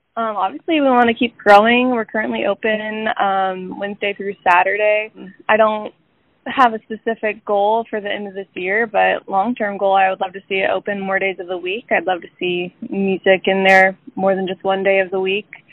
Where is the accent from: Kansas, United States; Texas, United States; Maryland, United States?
Kansas, United States; south of Emporia, a small town in; moved away as an adult; now in Kansas City, United States; I'm from a small town in Kansas uh, just south of Emporia